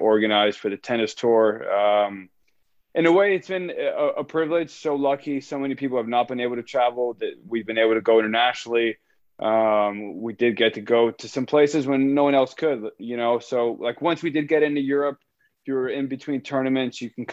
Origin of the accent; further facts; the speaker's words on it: Miami, Florida, United States; moved away as an adult; now in Atlanta, United States; Born and raised, spent all my time there all the way up until I went to Florida